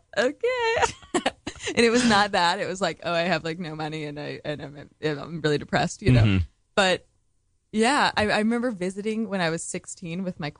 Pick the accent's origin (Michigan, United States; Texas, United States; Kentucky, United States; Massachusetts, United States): Texas, United States; Austin; moved away as an adult; growing up in Austin, like, with the same people my whole life